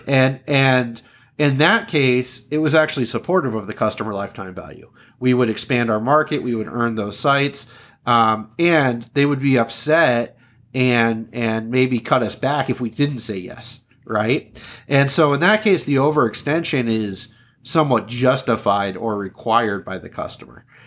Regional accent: Southern California, United States; moved away as an adult; also born or lived in Upper Peninsula of Michigan; I was born and raised in Southern California.

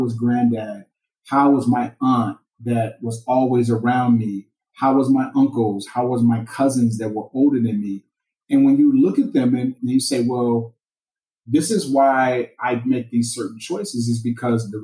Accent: Gary, Indiana, United States; I grew up in Gary, Indiana

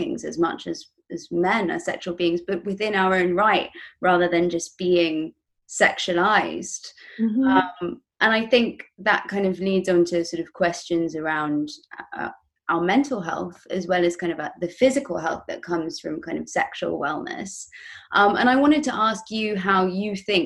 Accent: England, United Kingdom; I come from England, right? We're well known for being very uptight

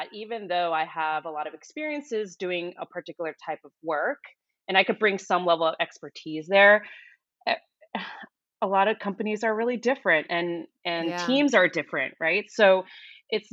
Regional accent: New York City, New York, United States; moved away as an adult; I am originally from New York and I stayed there most of my life up until 2015.

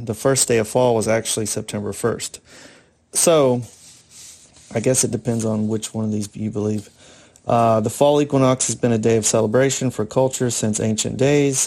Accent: Florida, United States; I grew up in Florida

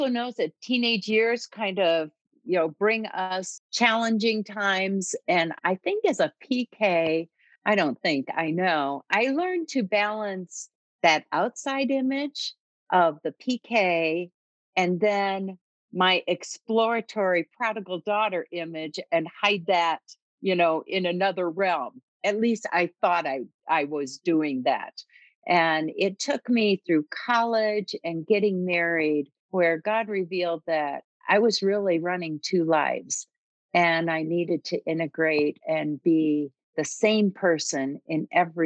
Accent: Michigan, United States; moved away as an adult; also born or lived in Maryland; now in Colorado, United States; And so I grew up in Michigan. We raised our family in Maryland, And when we moved from Maryland to Colorado

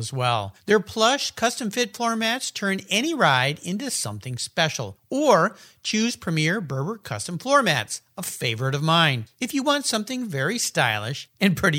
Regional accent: San Diego, California, United States; I grew up in San Diego on Mission Bay

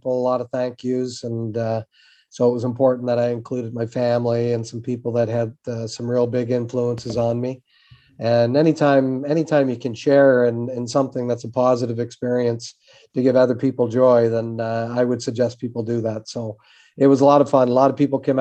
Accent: Summerside, Prince Edward Island, Canada; moved away; I'm from Summerside, Prince Edward Island, the other end of the island from where you are

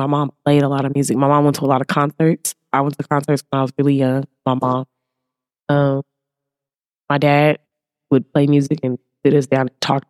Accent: Oakland, California, United States; moved away as an adult; now in Los Angeles, United States; I'm from Oakland. Oakland? Born and raised.

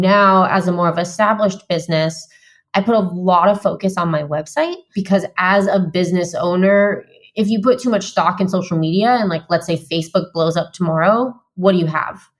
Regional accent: Vermont, United States; moved away as an adult; also born or lived in San Diego, California; So I just moved from San Diego, where I've lived for nine years, back to my home state of Vermont.

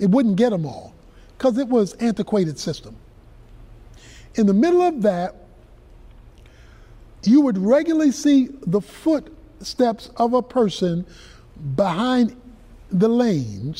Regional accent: Baltimore, Maryland, United States; I was growing up in Baltimore, Maryland

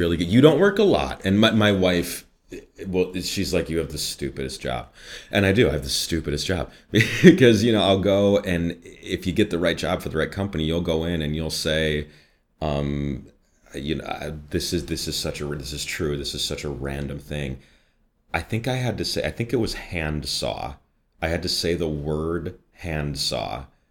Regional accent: Midwest, United States; accent: Midwest; I'm from the, the northwest suburbs.

